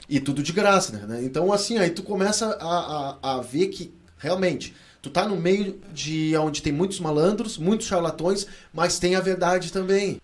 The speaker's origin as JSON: {"language": "Portuguese", "town": "Rio Grande", "region": "Rio Grande do Sul", "country": "Brazil", "tie": "born or raised there", "moved": "yes", "said": "cidade que eu morava, minha cidade natal, em Rio Grande"}